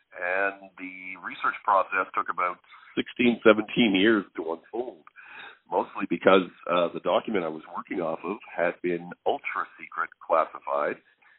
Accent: Canada; Well, I guess, you know, being a Canadian military historian, you can never get away from Dieppe.

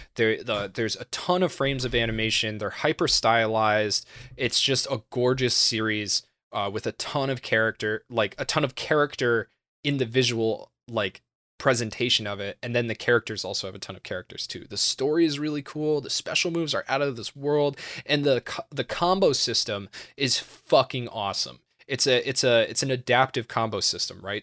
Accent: United States; I'm American

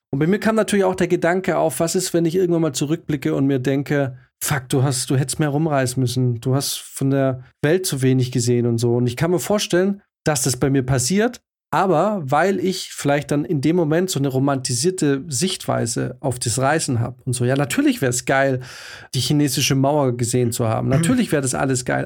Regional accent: Swabia, Germany; wir kommen aus dem Schwabenland

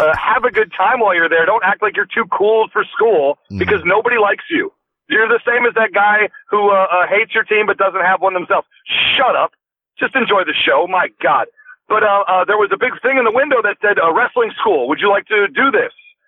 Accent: Livonia, Michigan, United States; moved away as an adult; now in Los Angeles, United States; I hail from Livonia, Michigan. That's my city of origin

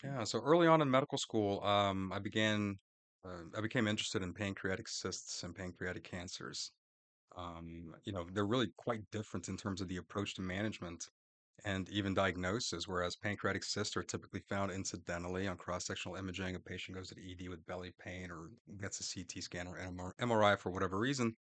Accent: Orlando, Florida, United States; also born or lived in Gainesville, Florida; now in Jacksonville, United States; I'm a Florida boy. I grew up in Florida, in Orlando

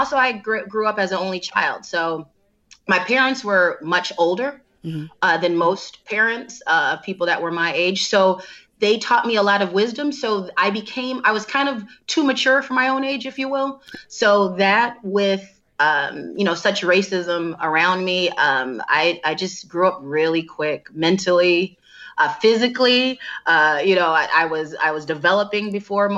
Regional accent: Downers Grove, Illinois, United States; also born or lived in Chicago; I grew up in Donner's Grove, Illinois

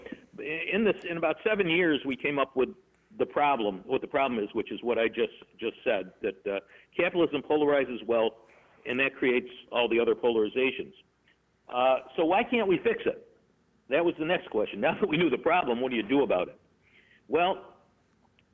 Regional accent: Rochester, New York, United States; I'm from Rochester, New York

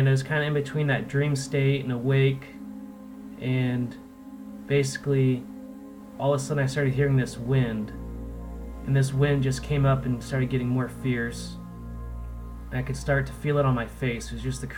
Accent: Olympia, Washington, United States; I was a skater punk growing up in Olympia, Washington

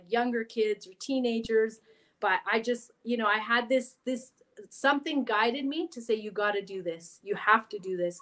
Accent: Vancouver Island, British Columbia, Canada; English is a second language; also born or lived in Chile; I grew up on Vancouver Island

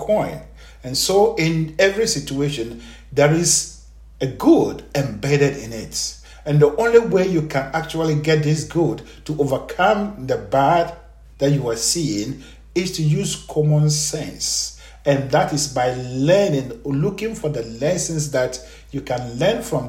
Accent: Ghana; I am a Ghanaian, born and raised in Ghana.

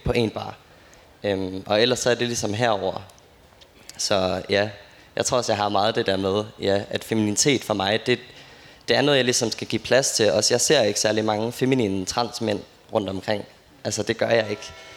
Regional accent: Aarhus, Central Denmark Region, Denmark; jeg kommer jo fra Aarhus

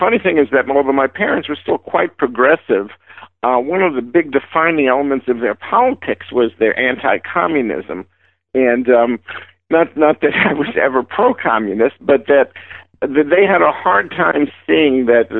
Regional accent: New York City, New York, United States; moved away; also born or lived in Sacramento; I'm from the Bronx, New York.

